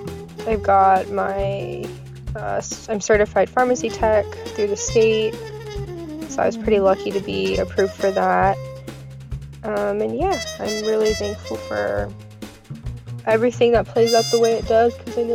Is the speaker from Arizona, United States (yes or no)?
yes; Phoenix, Arizona, United States; I'm from Phoenix, Arizona.